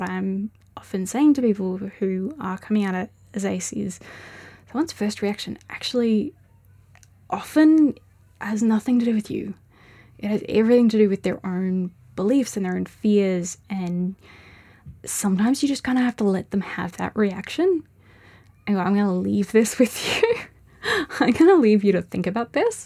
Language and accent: English; Melbourne, Victoria, Australia; moved away as an adult; also born or lived in Hamilton / Daylesford; now in Ballarat, Australia; I grew up in Melbourne, and I moved out here